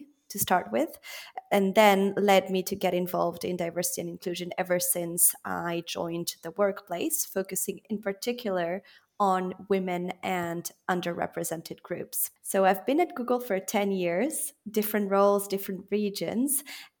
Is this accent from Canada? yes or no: no; Belgium; also born or lived in Switzerland / France / Italy; now in United Kingdom; So I was born in Geneva to Argentine parents who have Italian roots. I was therefore raised in a multicultural environment. I then grew up in Belgium, studied in France and Italy, and worked in Latin America.